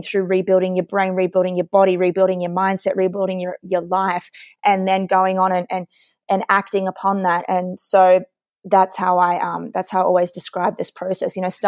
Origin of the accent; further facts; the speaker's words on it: Sydney, New South Wales, Australia; I obviously, with the accent, I'm from Sydney, Australia. So I raced for Australia, going to Beijing.